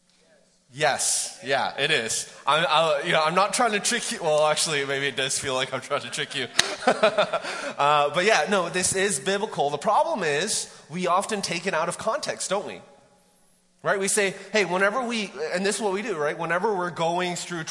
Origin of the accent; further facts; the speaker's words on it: Vancouver, British Columbia, Canada; moved away as an adult; now in Mt. Juliet, United States; I grew up in Vancouver.